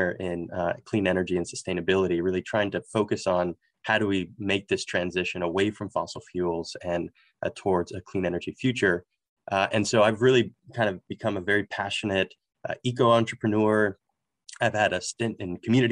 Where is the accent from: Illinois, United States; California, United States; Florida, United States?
Florida, United States; Miami; moved away as an adult; now in Orlando, United States; I'm a second generation Cuban American, born and raised in Miami, Florida